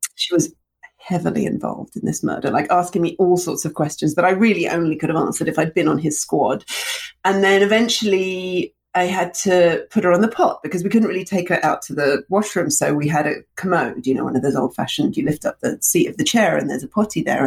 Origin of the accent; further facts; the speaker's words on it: London, United Kingdom; also born or lived in Russia; I moved from Russia to London when I was 2